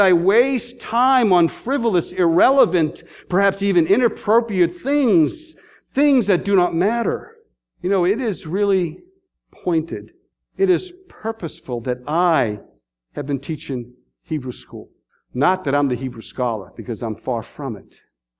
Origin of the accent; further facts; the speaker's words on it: Boston, Massachusetts, United States; now in Columbus, United States; I'm from Boston